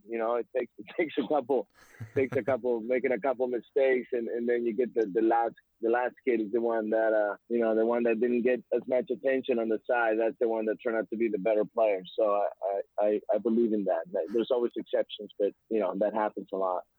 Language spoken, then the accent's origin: English; Mexico; now in United States; I'm from Mexico